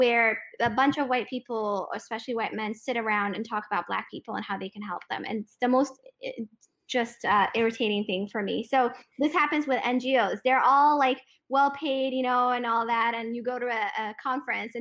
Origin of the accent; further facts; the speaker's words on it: Ethiopia; I'm an Eritrean ethnically who was born and raised in Ethiopia